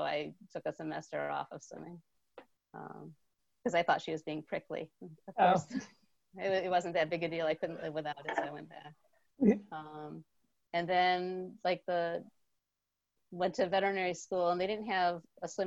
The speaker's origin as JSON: {"language": "English", "town": "New Britain", "region": "Connecticut", "country": "United States", "tie": "born or raised there", "moved": "yes", "lives_now": "Vermont, United States", "said": "I grew up in New Britain, Connecticut, and ended up in Vermont"}